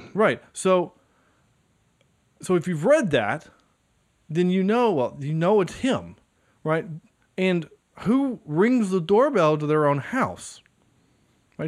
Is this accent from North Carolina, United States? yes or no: yes; High Point, North Carolina, United States; from High Point, North Carolina, which is where I'm from